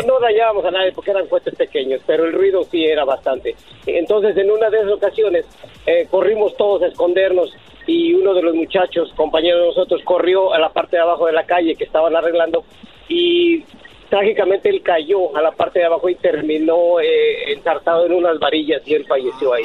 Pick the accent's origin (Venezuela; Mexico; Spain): Mexico; Mexico City; nos pasó cuando éramos niños, adolescentes en la Ciudad de México